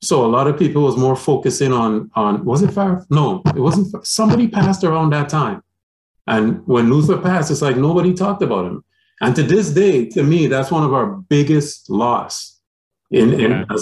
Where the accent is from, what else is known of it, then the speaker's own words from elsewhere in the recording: Montreal, Quebec, Canada; growing up in Montreal